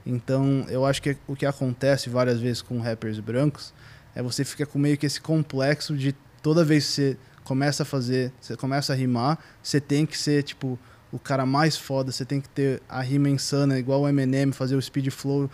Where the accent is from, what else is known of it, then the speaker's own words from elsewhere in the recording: São Paulo, Brazil; moved away as an adult; also born or lived in New York, United States; eu morei minha vida inteira aqui em São Paulo